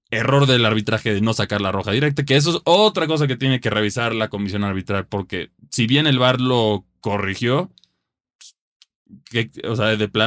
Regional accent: Mexico; como mexicano

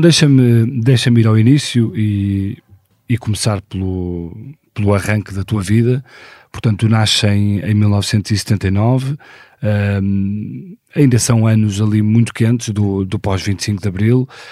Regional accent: Porto, Norte, Portugal; nasci no Porto em 1976

